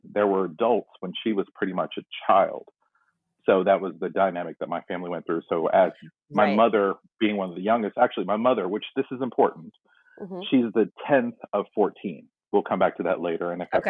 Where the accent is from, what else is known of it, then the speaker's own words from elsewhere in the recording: Tarboro, North Carolina, United States; born there; I was born in North Carolina, and a small place called Tarboro, North Carolina